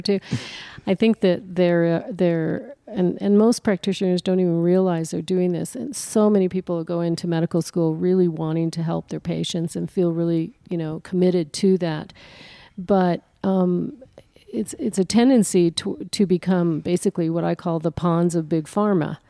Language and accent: English; New Mexico, United States; also born or lived in Colorado; I'm from New Mexico